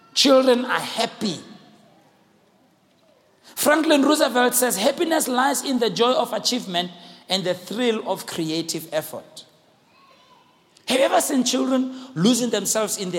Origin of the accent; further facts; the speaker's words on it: Soweto, Gauteng, South Africa; we grew up in Soweto here in small yards